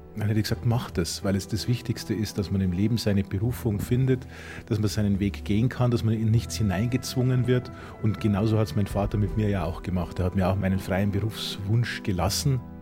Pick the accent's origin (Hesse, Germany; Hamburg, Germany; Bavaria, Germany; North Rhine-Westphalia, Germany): Bavaria, Germany; Kelheim; Ich bin im Paradies aufgewachsen. Brauerei und Bauernhof lagen nebeneinander